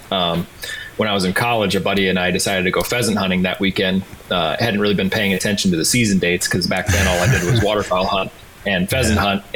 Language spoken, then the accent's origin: English; Sioux Falls, South Dakota, United States; also born or lived in Aberdeen, South Dakota; Born in Aberdeen and then grew up in Sioux Falls down in the southeast corner